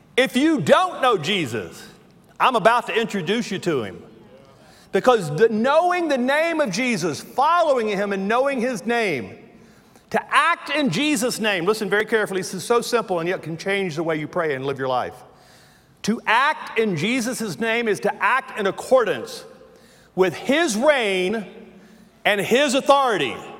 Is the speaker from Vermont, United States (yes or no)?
no; Louisiana, United States; accent: southern; moved away; I have worked all my life not to sound like I'm from Louisiana, yet when I say words like that, I realize I was born in the bayou in Louisiana.